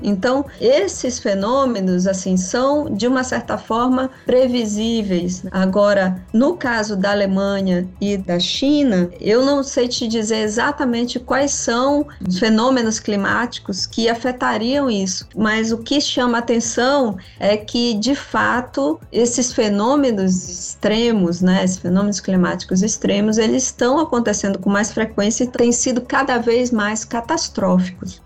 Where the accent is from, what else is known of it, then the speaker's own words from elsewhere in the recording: Belém, Pará, Brazil; eu sou amazônida, né, nasci em Belém.